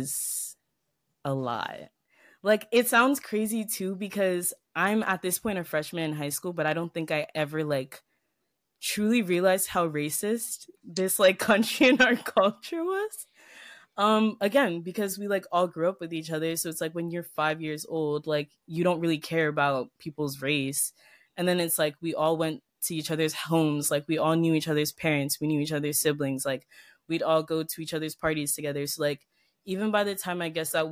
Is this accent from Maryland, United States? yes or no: yes; Ellicott City, Maryland, United States; also born or lived in Potomac, Maryland; I went to like a pretty small private school in Ellicott City for a long time. I think like 11 years. I started going there when I was 5 and then I left the school 8th grade.